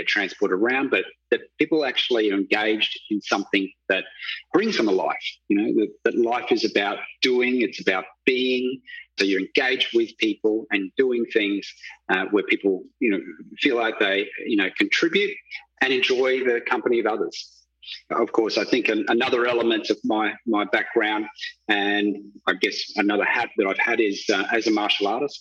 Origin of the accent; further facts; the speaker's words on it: Darwin, Northern Territory, Australia; I grew up in the capital of the Northern Territory, I was surrounded by bushland.